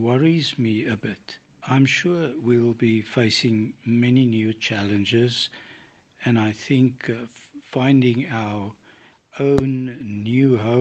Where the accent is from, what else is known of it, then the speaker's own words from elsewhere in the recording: Cape Town, Western Cape, South Africa; now in Port Elizabeth, South Africa; I was born in Cape Town, South Africa, and my wife and I now live in Port Elizabeth